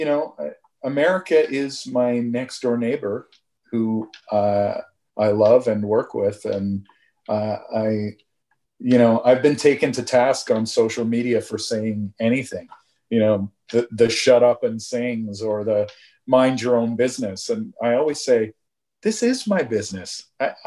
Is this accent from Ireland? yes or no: no; Southern Ontario, Canada; I grew up here in Southern Ontario